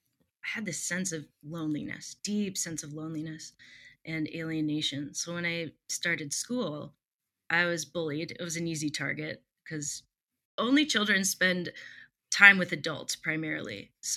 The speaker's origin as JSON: {"language": "English", "region": "Midwest", "country": "United States", "also_born_or_lived": "Texas / Alaska", "lives_now": "Milwaukee, United States", "said": "I am from the Midwest, currently live in Milwaukee."}